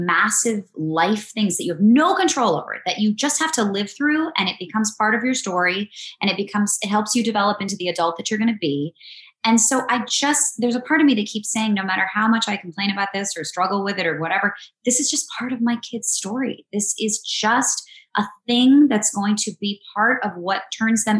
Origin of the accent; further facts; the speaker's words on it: East Coast, United States; now in Los Angeles, United States; We're both from the East Coast.